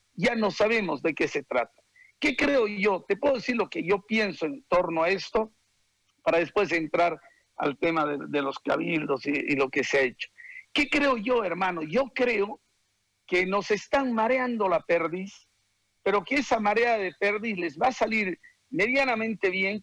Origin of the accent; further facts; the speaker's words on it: Bolivia; los bolivianos